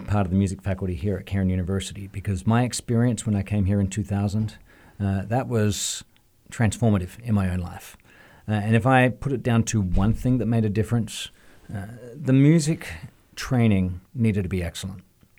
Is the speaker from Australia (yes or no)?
yes; Australia; moved away; And the number one reason I came here from Australia was, as I was looking at a calling in my life, whether it was to pastoral ministry, to music